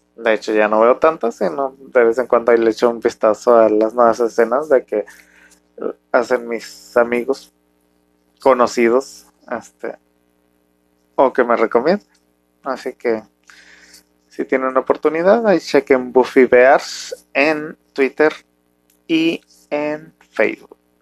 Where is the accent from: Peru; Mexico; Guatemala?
Mexico; un mexicano, eh, con familia muy tradicional